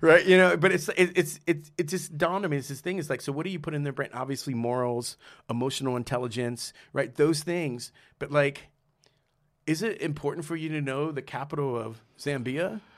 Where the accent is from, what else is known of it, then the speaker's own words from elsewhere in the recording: San Antonio, Texas, United States; also born or lived in Trenton, New Jersey; now in New York, United States; growing up in San Antonio